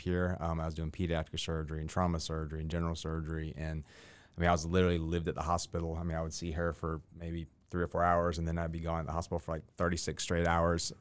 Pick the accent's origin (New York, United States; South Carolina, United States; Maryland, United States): South Carolina, United States; Columbia; moved away as an adult; also born or lived in Augusta, Georgia; now in Columbia County, Georgia, United States; I grew up in Columbia, South Carolina